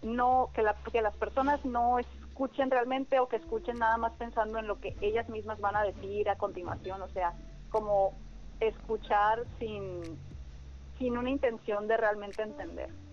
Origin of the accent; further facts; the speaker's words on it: Hermosillo, Sonora, Mexico; also born or lived in Culiacán, Sinaloa / Ciudad Obregón, Sonora; yo me fui a Obregón a los cinco años y a Hermosillo a los 10. Entonces realmente como mi, mi vida y mi maduración y todo ha sido como de Hermosillo